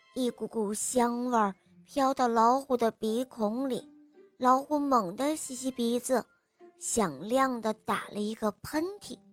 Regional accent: Shanghai, China; 今年六岁了，我来自上海。

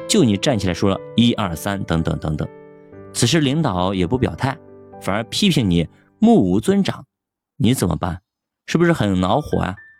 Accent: China; 我们中国人的职场

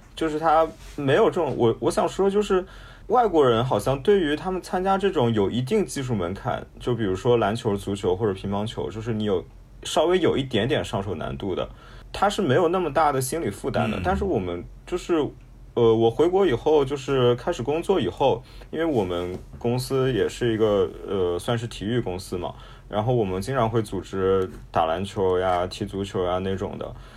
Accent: China; 我们中国人

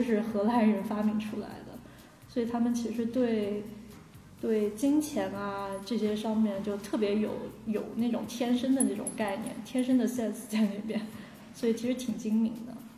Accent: China; moved away as an adult; also born or lived in Netherlands; 小的时候在中国出生，长大其实本身就处在一个hard模式状态

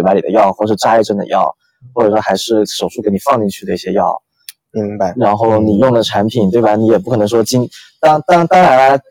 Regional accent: Guangdong, China; 我是个广东人，所以请不要，请，请不要对我的这个普通话抱太大的信心

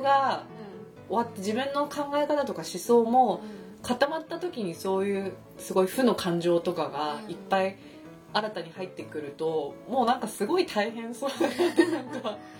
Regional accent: Japan; 私は日本で育った

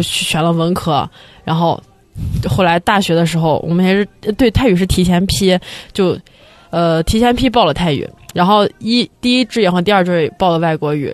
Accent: China; moved away; 我们是在中国学两年

